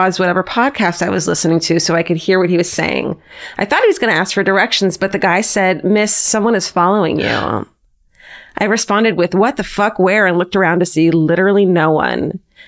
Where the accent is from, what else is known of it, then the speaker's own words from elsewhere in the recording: Honolulu, Hawaii, United States; I took the bus home, and I know it's not the best decision, but I grew up in Honolulu.